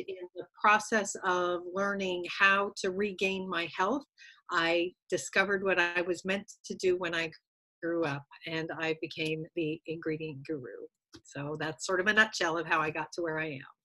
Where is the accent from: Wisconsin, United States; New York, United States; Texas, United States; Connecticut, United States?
Connecticut, United States; moved away as an adult; grew up in New England in a little state called Connecticut